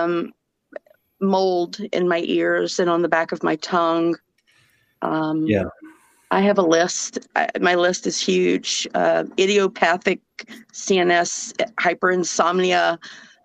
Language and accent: English; Georgia, United States; accent: southern; now in Minnesota, United States; Even with a southern accent, I live in Minnesota, so I'm from Georgia